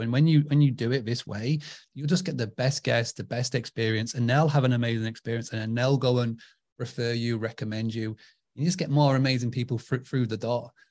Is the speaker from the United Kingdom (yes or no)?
yes; United Kingdom; I'm from, uh, United Kingdom